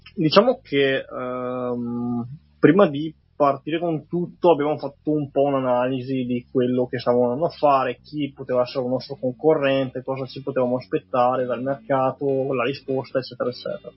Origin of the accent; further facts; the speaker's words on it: Castellavazzo, Veneto, Italy; also born or lived in Bologna; vengo dai dintorni di Belluno, da Castellavazzo, vicino a Lungarone, e ho frequentato l'ITI qui a Belluno